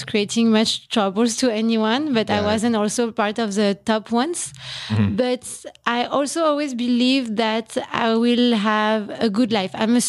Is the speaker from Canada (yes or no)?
no; France; moved away as an adult; now in Philippines; In France. I'm French.